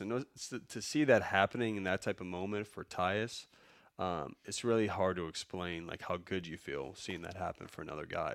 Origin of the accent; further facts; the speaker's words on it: Chicago, Illinois, United States; I'm from Chicago